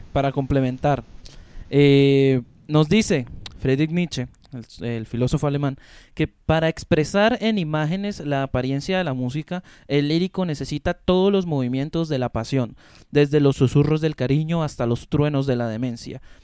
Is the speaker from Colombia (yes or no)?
yes; Colombia; como latinoamericanos que somos y como colombianos que somos